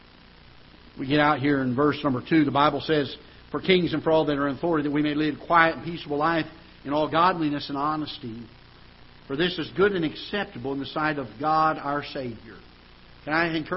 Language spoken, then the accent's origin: English; United States; as an American citizen